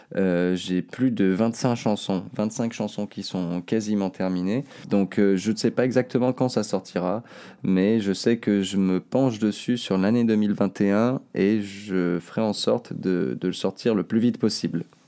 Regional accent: Seyssinet-Pariset, Auvergne-Rhône-Alpes, France; né là, je suis né ici. Ici, vers Cessiné. J'ai grandi à Cessiné, et j'habite aujourd'hui encore assassiné

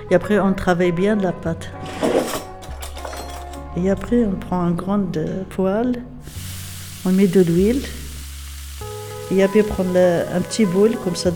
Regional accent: Casamance, Senegal; voilà, c'est ça la c'est des Nous, on est de Casamance.

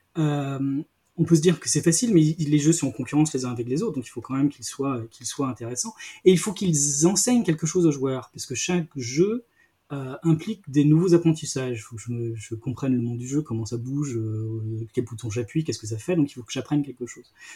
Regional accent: Brittany, France; je suis breton, je suis en Bretagne, mais moi je suis un breton des terres

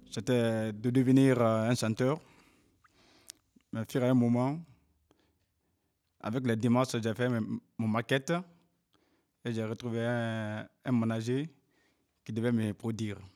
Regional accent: Cameroon; Je viens du Cameroun.

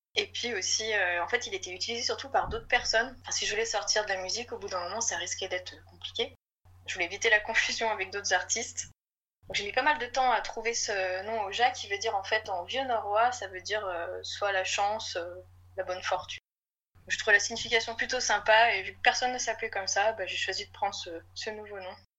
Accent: Lyon, Auvergne-Rhône-Alpes, France; je suis lyonnaise

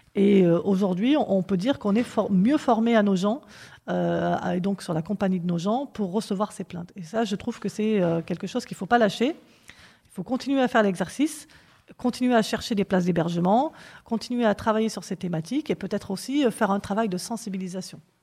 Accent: Corrèze, Nouvelle-Aquitaine, France; also born or lived in Strasbourg; now in Nogent-le-Rotrou, France; je suis d'origine corésienne

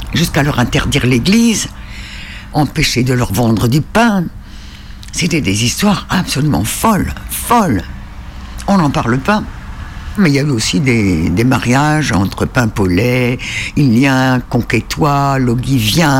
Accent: Île de Sein, Brittany, France; je suis originaire de l'île de Saint

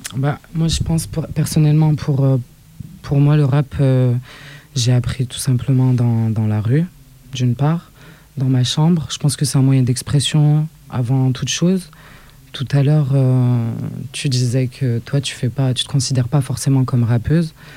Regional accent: Saint-Étienne, Auvergne-Rhône-Alpes, France; Je viens de Saint-Étienne, 4-2, juste à côté

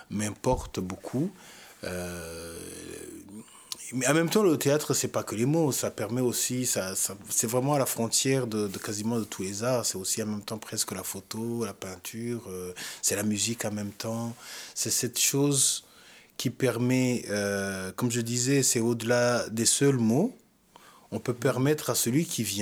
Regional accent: Rwanda; Même si je suis rwandais, même si c'est mon histoire et mon pays

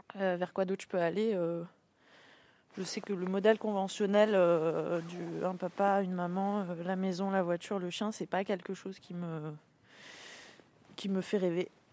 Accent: Nîmes, Occitania, France; moved away as an adult; also born or lived in Paris; now in Saint-Jean-Froidmentel, France; je suis née, et j'ai grandi à Nîmes

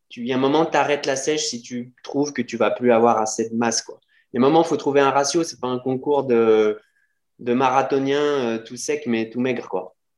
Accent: Lyon, Auvergne-Rhône-Alpes, France; je suis de Lyon

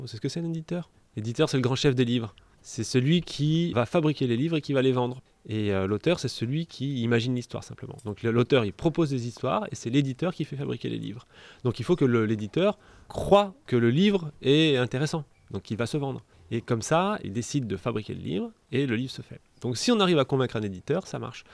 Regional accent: Montélimar, Auvergne-Rhône-Alpes, France; now in Escalquens, France; Je suis né à Montélimar

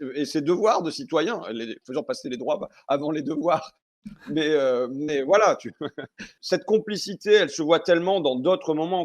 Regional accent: Picardy, Hauts-de-France, France; petits gars qu'on est de Picardie

